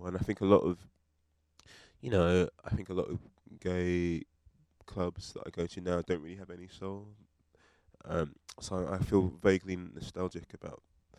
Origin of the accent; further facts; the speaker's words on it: United Kingdom; now in London, United Kingdom; being like a British person.